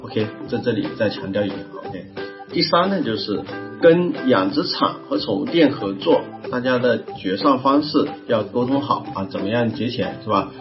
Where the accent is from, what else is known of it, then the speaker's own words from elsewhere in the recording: China; 我们中国人